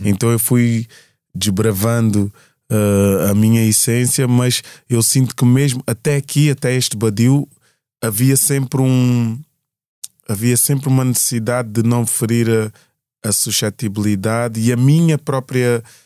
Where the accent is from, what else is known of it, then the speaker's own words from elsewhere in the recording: Portugal; da região norte do nosso país, né, de Portugal